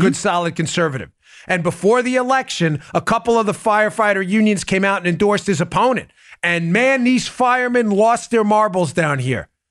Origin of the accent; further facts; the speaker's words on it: New York, United States; I grew up in New York.